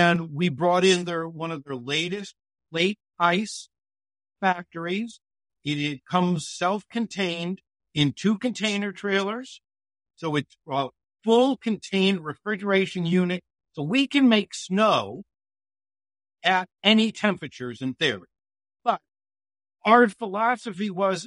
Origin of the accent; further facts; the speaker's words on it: Connecticut, United States; I grew up in Connecticut